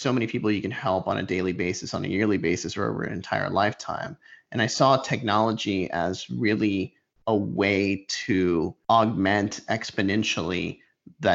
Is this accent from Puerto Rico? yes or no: yes; Puerto Rico; I grew up in Puerto Rico